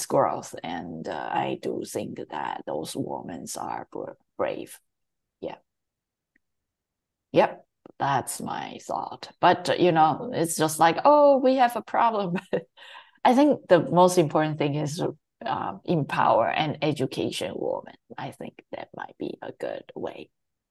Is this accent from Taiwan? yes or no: yes; Taiwan; moved away; I grew up and raised in Taiwan